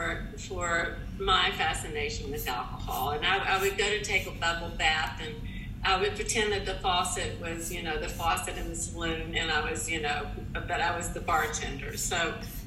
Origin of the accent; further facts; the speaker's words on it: Tennessee, United States; moved away; I was also born and raised in Tennessee